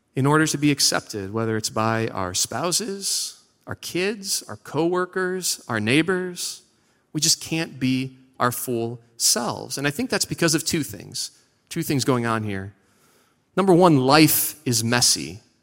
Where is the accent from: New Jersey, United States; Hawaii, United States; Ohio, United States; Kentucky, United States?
Ohio, United States; Seven Hills; moved away; also born or lived in Parma, Ohio; I am from Parma. Actually, I'm from Seven Hills, which is fancy Parma